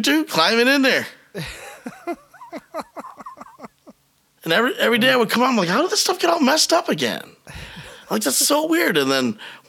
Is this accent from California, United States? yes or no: no; Michigan, United States; also born or lived in Biloxi, Mississippi; as a Michigander, I just really never fit in as a Michigander. I grew up in Biloxi, Mississippi from age 4 to 10. Mm-hmm. And that probably had more impact on me than living in Michigan the rest of my life almost